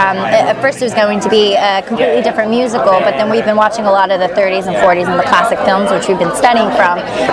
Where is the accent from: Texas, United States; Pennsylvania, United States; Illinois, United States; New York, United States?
Texas, United States; Richmond; moved away as an adult; now in Los Angeles, United States; I am born and raised in Texas, specifically from Richmond, Texas. Went to school for film and theater at Baylor University. Moved out here about 3 years ago.